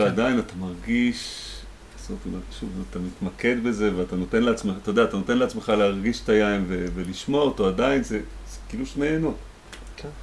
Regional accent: Rehovot, Central District, Israel; born or raised there; also born or lived in the Valley (Jezreel Valley)

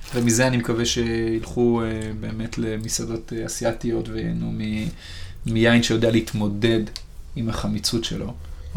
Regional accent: Sharon, Central District, Israel; אני במקור מהשרון, ובשרון כשאני גדלתי היו פחות בניינים ויותר פרדסים

